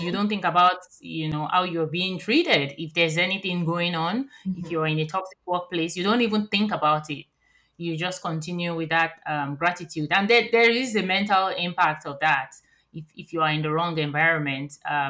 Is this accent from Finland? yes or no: no; Nigeria; moved away; growing up in Nigeria